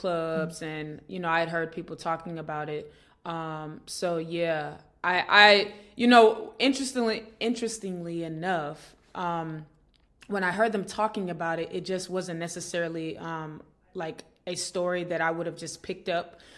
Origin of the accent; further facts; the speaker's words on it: Atlanta, Georgia, United States; I grew up in Atlanta, Georgia